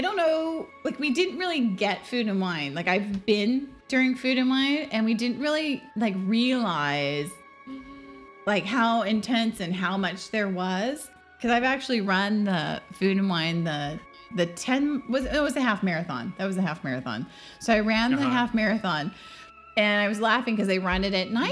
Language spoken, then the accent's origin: English; California, United States; growing up in California, we did our high school